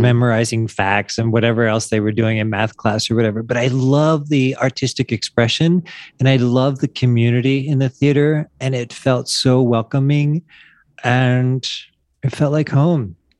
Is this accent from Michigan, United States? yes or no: no; Wilmington, Delaware, United States; moved away as an adult; also born or lived in San Diego; now in Mexico; I grew up in Wilmington, Delaware